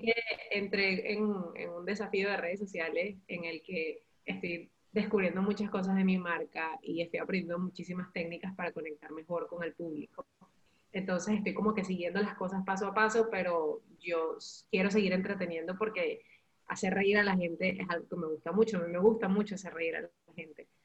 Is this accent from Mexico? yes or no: no; Valencia, Carabobo, Venezuela; moved away as an adult; cuando yo salí de Venezuela